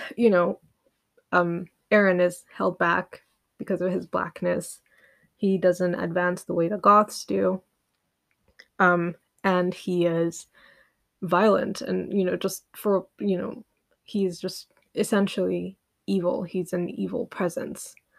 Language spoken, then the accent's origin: English; Uganda; I grew up in Uganda